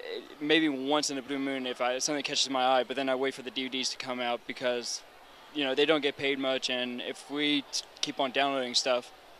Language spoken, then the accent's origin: English; Baltimore, Maryland, United States; This was my hometown con, so I'm not too far away. Let's hear it for Baltimore.